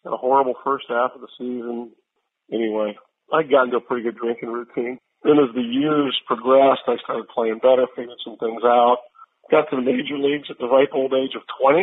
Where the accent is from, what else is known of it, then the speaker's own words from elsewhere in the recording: Merritt Island, Florida, United States; I grew up in Merritt Island, Florida.